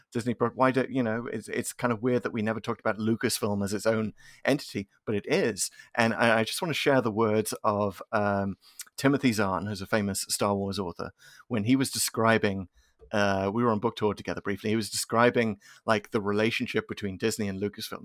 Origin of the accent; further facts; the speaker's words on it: United Kingdom; now in United States; as a British fan